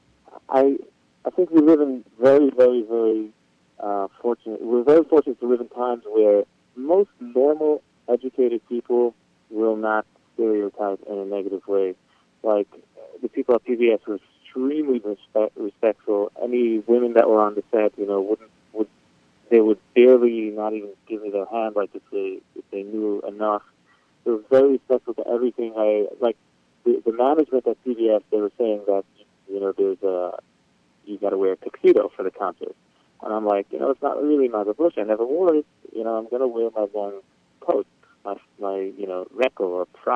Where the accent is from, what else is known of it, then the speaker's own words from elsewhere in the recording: New York City, New York, United States; So I was born and raised in Brooklyn, Borough Park